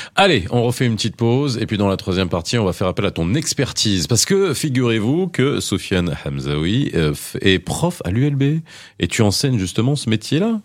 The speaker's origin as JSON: {"language": "French", "country": "France", "tie": "born or raised there", "also_born_or_lived": "Morocco", "said": "j'ai grandi en France"}